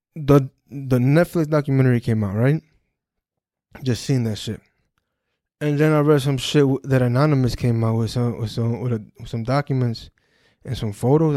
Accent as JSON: {"language": "English", "town": "Perth Amboy", "region": "New Jersey", "country": "United States", "tie": "born or raised there", "said": "my hometown, New Jersey, Perth Amboy"}